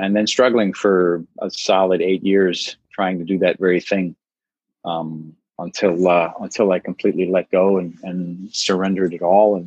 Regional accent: New York, United States; moved away as an adult; now in California, United States; I'm from New York originally

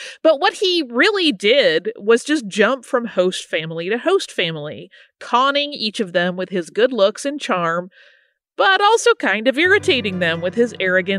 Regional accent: Boston, Massachusetts, United States; also born or lived in England; I'm Bostonian by way of England.

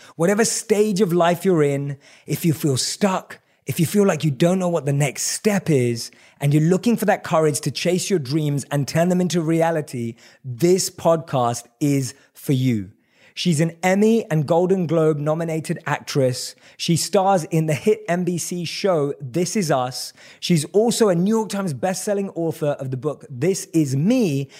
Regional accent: London, United Kingdom; I grew up in London. {S0} Right. {S1} That's where I was born and raised.

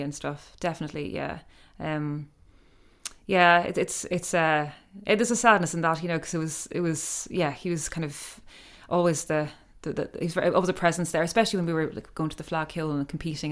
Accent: Ireland; growing up in Ireland and traveling around, I mean, we, we used to go on the Shannon a lot. My father had a barge

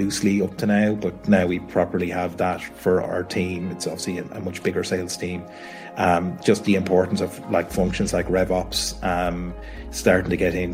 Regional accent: Kildare, Leinster, Ireland; I'm from Kildare, which is about an hour south of Dublin in Ireland. So grew up in a family, I guess, that had a family business

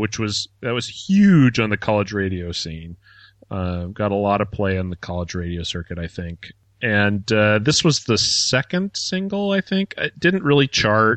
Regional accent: Oklahoma, United States; growing up in Oklahoma

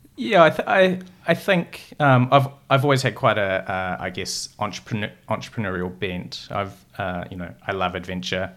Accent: North Otago, New Zealand; also born or lived in Brazil; I'm from, uh, North Otago

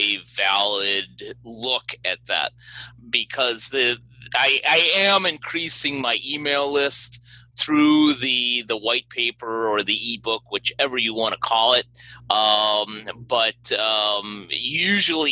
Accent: Chicago, Illinois, United States; my hometown of Chicago

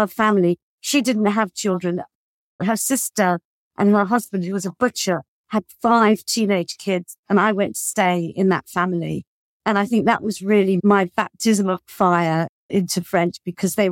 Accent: United Kingdom; moved away as an adult; also born or lived in Paris, France; as a British person

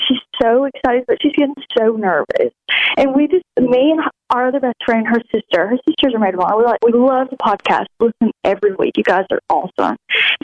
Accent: Alabama, United States; I'm from Alabama

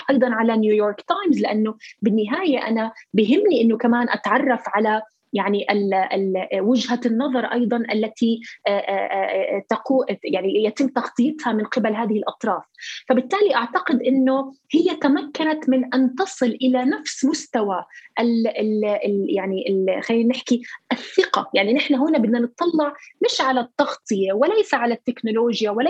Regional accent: Palestine; هذا النوع من الرسائل هي اللي نحن كفلسطينيين بحاجه لها

